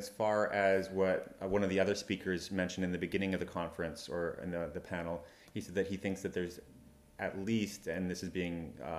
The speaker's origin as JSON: {"language": "English", "town": "Vancouver", "region": "British Columbia", "country": "Canada", "said": "I'm from Vancouver"}